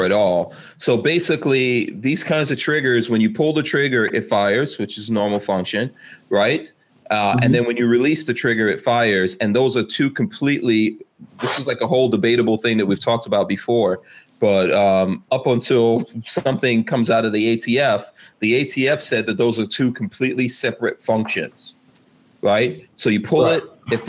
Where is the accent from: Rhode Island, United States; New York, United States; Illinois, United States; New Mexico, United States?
New York, United States; New York City; I'm from Queens myself, Far Rockaway.